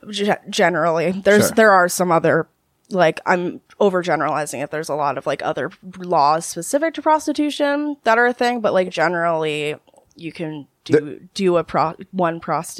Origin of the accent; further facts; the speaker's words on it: New Jersey, United States; also born or lived in Canada; But I am from Jersey. Mm-hmm. I am an American citizen and all that fun stuff